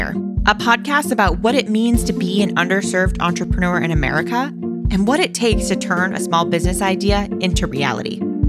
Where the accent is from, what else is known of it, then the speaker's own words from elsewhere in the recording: Minnesota, United States; I'm from Minnesota, so I have like a little bit of love, just this Midwest.